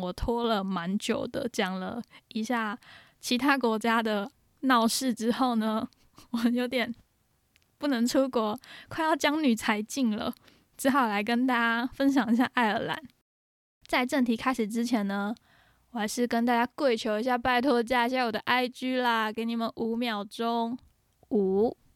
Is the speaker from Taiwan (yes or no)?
yes; Taiwan; also born or lived in Ireland; 我们台湾人的中翻音总是这么的幽默